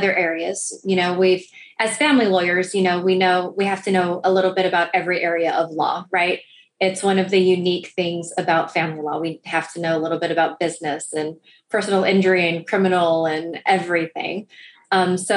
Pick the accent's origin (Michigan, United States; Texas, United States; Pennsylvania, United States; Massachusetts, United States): Texas, United States; Rio Grande Valley; moved away as an adult; also born or lived in Northeast United States; now in Houston, United States; I grew up down in the Rio Grande Valley.